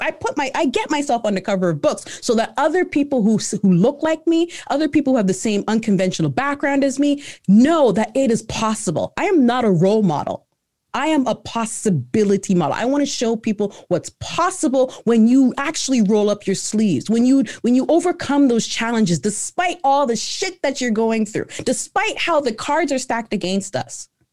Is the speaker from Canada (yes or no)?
yes; Canada; also born or lived in Ghana; I was born in Ghana, right? So, I came over to Canada, uh, when I was, um, when I was, uh, three